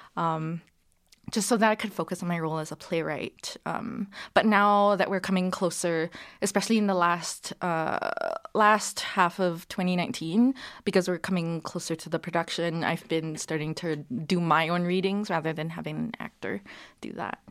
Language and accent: English; Singapore; moved away as an adult; now in Calgary, Canada; I was born here in Calgary, um, and then I moved to Singapore when I was three, where my parents are from, uh, and then I was there for twenty years